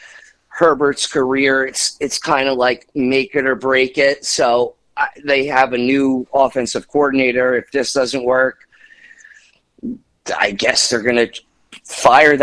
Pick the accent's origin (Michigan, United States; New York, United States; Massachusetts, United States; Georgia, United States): New York, United States; the New York area, United States; we're from the New York area